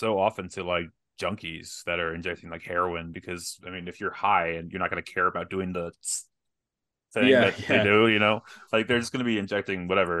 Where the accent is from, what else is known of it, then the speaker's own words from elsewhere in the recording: Texas, United States; No, my dad's Irish. Am I half Irish? No. I'm Texan.